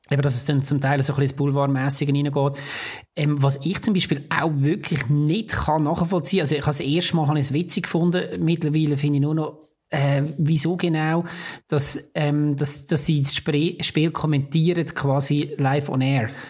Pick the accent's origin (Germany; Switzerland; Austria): Switzerland; äh, ein bisschen klischemässig als Schweizer Dings.